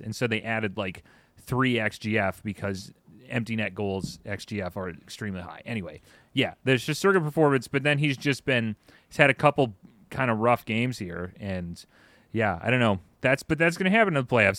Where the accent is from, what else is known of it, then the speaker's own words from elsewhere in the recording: Midwest, United States; we're from the Midwest